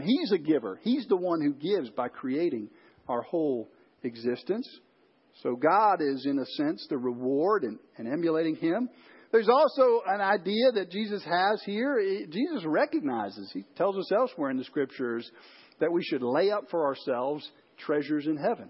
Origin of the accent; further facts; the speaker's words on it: Chicago, Illinois, United States; I grew up in Chicago.